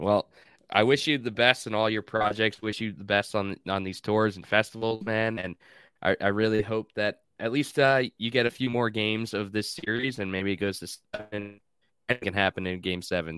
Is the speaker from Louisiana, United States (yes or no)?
no; Long Island, New York, United States; now in North Carolina, United States; growing up on Long Island